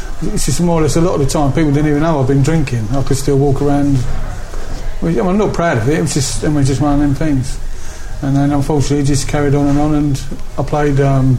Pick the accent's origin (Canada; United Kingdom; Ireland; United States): United Kingdom; England; accent: northern; That's my northern accent, by the way.